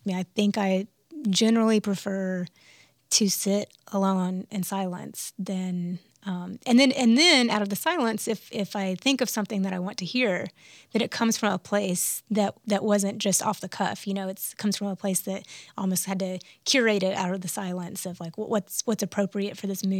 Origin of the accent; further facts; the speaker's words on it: Birmingham, Alabama, United States; born there; I was born in Birmingham, Alabama, and my parents moved around quite a bit